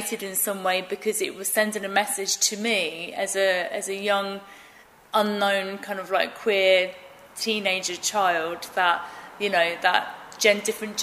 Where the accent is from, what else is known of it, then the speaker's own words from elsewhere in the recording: Romford, London, United Kingdom; I grew up in Romford